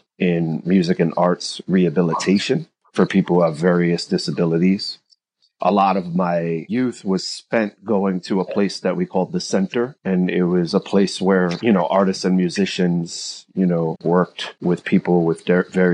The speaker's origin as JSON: {"language": "English", "town": "New York City", "region": "New York", "country": "United States", "tie": "born or raised there", "said": "I grew up in the Bronx"}